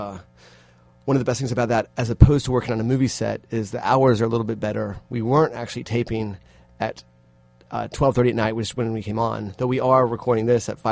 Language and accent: English; North Carolina, United States; moved away as an adult; also born or lived in West Coast / Los Angeles; I'm originally from North Carolina and have been out on the West Coast for about 13 years now.